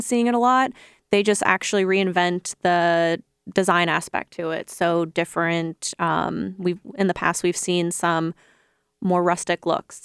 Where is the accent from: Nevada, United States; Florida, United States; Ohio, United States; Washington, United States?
Ohio, United States; moved away as an adult; also born or lived in Chicago; I'm from Ohio